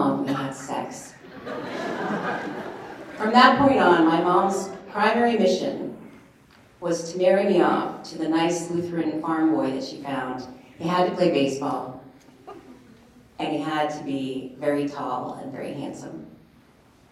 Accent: Anchorage, Alaska, United States; I was raised here in Anchorage

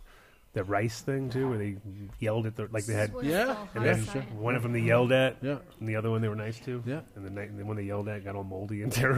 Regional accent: Rhode Island, United States; I grew up in Rhode Island. I know it's the most corrupt little state in the union.

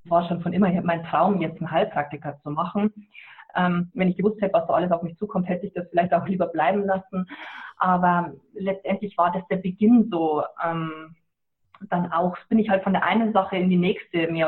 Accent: Bavaria, Germany; Ja, ich komme aus Niederbayern und ähm, bei uns ist es, äh, sagt man mal, was der Bauer nicht ist

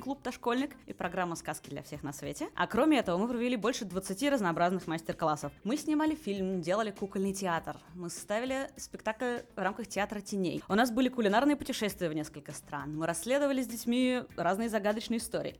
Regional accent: Moscow, Russia; moved away as an adult; now in Hanover, Germany; Родилась я в Москве, там же училась, там же работала

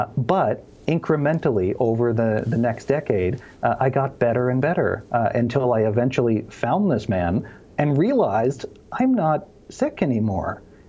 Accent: Cape Breton, Nova Scotia, Canada; Cape Breton, Nova Scotia, which is on the east coast of Canada.

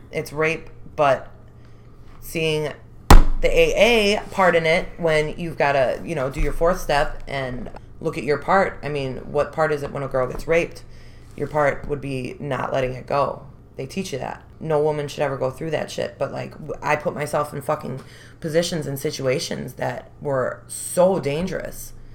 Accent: Chicago, Illinois, United States; I was born and raised Rogers Park

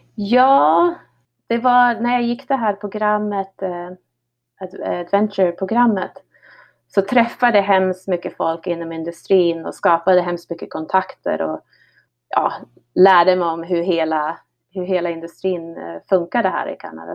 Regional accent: Härnösand, Västernorrland County, Sweden; moved away as an adult; now in Revelstoke, Canada; Jag växte upp eh, utanför Härnösand eh, på Höga Kusten på en liten, liten hobbygård där ute

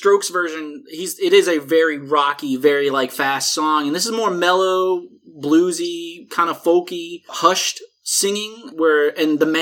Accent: Louisiana, United States; we're both from Louisiana

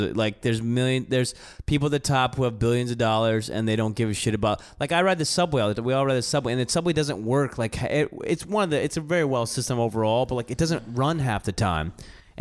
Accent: the South, United States; moved away; I grew up in the South

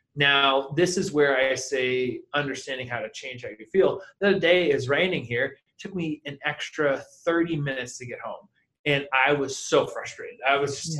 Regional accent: New Hampshire, United States; also born or lived in Los Angeles; now in Dallas, United States; originally I'm from New Hampshire

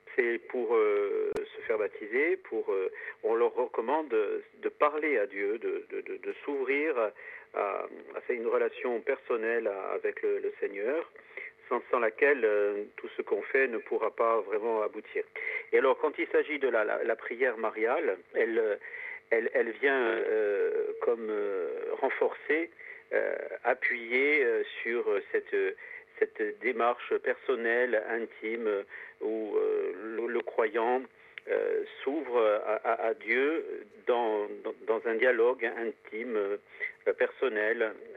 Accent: Corsica, France; chez nous en Corse

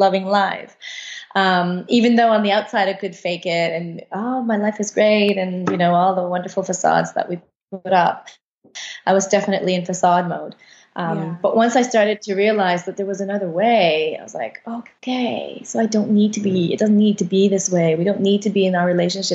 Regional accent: Canada; moved away as an adult; now in Costa Rica; We're originally from Canada.

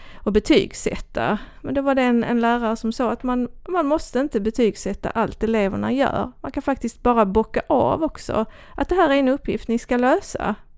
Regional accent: Kivik, Skåne, Sweden; accent: Österlen Scanian; jag är ju uppvuxen i Kivik

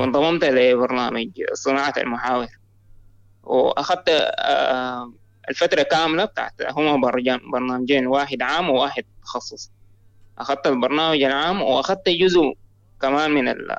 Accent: Sudan; أنا من السودان

